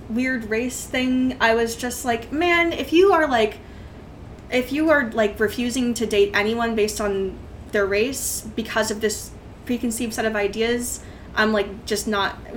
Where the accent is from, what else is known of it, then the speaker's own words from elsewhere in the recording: Northern California, United States; Uh, that at that time I was in Northern California.